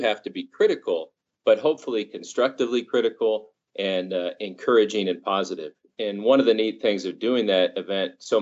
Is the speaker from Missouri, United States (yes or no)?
no; Fresno market, California, United States; I'd grown up in the market